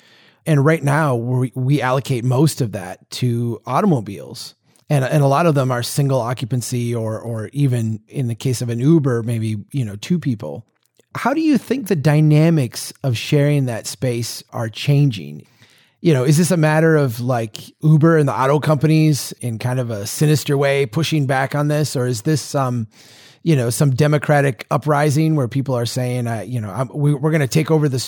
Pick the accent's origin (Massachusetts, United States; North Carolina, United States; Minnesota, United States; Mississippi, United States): Minnesota, United States; Brainerd; So here in my hometown in Brainerd, where there's no traffic volume problem, right?